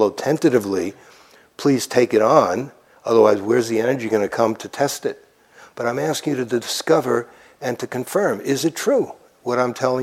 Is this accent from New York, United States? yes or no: yes; New York City, New York, United States; I grew up near Coney Island